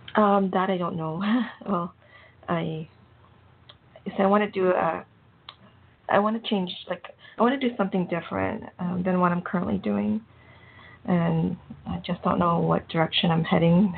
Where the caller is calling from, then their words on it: Canada; I'm calling from Canada.